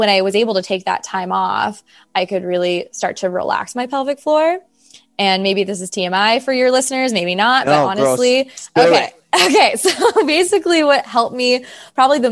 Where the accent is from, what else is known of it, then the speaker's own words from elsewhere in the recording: California, United States; I'm from California